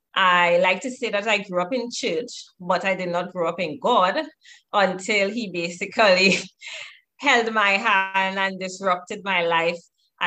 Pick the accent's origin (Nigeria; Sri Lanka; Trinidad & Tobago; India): Trinidad & Tobago; Tobago; I'm from the lovely Caribbean island of Trinidad and Tobago, but I was born and raised in Tobago.